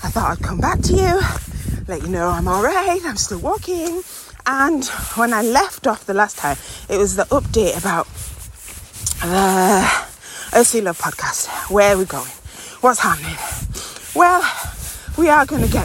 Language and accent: English; Yorkshire Moors and Dales, Yorkshire and the Humber, United Kingdom; growing up in the Yorkshire Moors and Dales